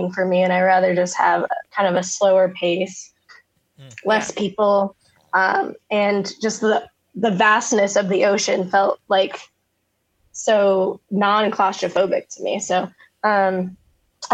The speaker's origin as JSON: {"language": "English", "area": "just east of San Francisco", "region": "Northern California", "country": "United States", "moved": "as an adult", "lives_now": "Hawaii, United States", "said": "I'm from Northern California, just east of San Francisco"}